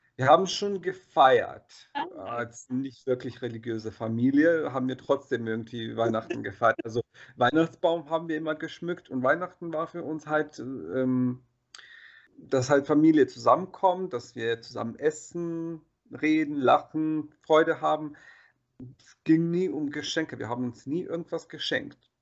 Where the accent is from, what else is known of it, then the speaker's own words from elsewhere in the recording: Bosnia & Herzegovina; moved away; ich bin ja in Bosnien aufgewachsen